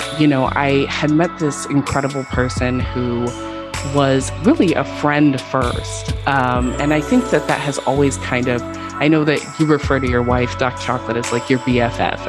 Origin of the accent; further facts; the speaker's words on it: West Coast, United States; moved away as an adult; now in Houston, United States; I'm actually not from Houston. I have lived here 10 years, so like I am definitely officially adopted Texan. But I'm actually from the West Coast